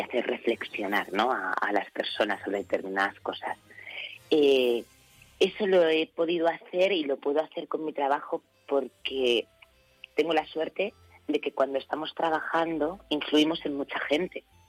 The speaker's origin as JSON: {"language": "Spanish", "region": "Ceuta", "country": "Spain", "moved": "yes", "said": "yo siempre hablo de mi tierra como un lugar precioso"}